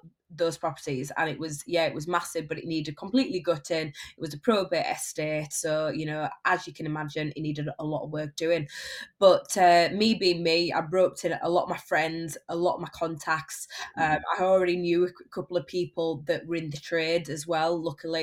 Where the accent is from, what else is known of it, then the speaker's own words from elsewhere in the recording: Barnsley, Yorkshire and the Humber, United Kingdom; I predominantly flip houses in my hometown of Barnsley